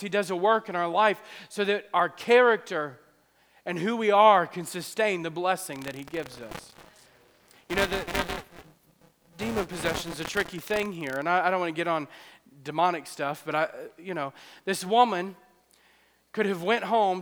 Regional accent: New Orleans, Louisiana, United States; we're from New Orleans

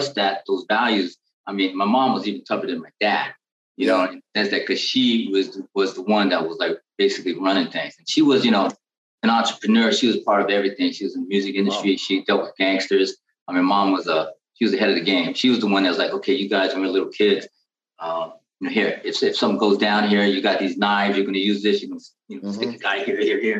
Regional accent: San Francisco, California, United States; I'm born and raised in San Francisco, California

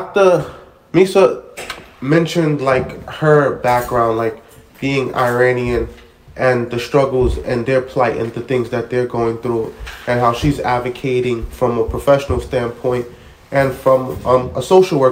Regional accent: Haiti; And I'm Haitian. I'm from Haiti.

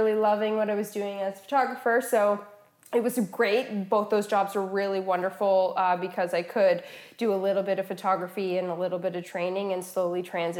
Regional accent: Woodstock, Ontario, Canada; I grew up in Woodstock.

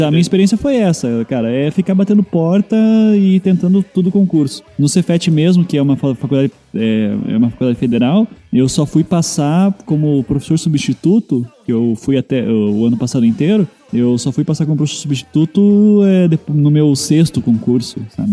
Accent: Curitiba, Paraná, Brazil; eu sou de Curitiba

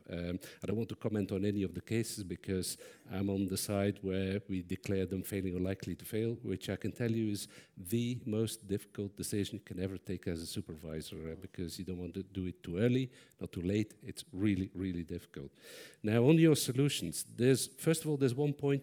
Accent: Belgium; I'm from Belgium

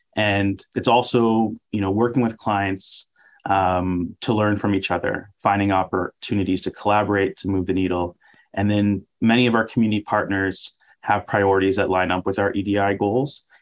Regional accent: Ottawa, Ontario, Canada; I'm from Ottawa, very proud of that fact.

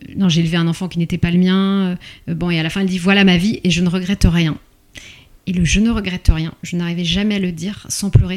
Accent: Paris, Île-de-France, France; je suis née à Paris

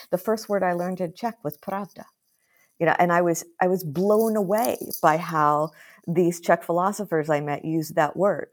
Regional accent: United States; moved away; as an American

